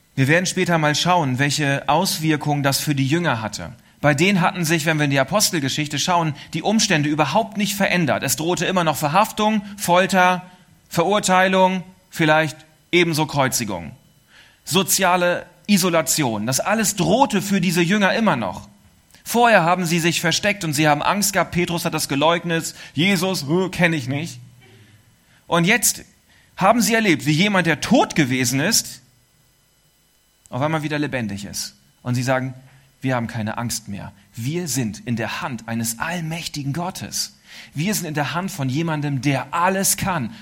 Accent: East Frisia, Lower Saxony, Germany; es war die Insel, auch die zu meiner Heimat und Geburtsstadt gehört

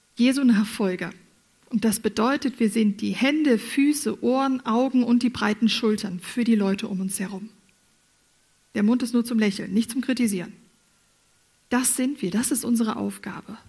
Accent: Germany; moved away as an adult; also born or lived in Furttal, Switzerland; now in Switzerland; Ich als Deutsche musste das lernen

